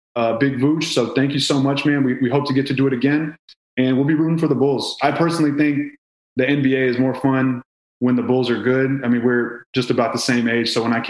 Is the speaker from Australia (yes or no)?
no; Iran; I am from Iran. My parents are from Iran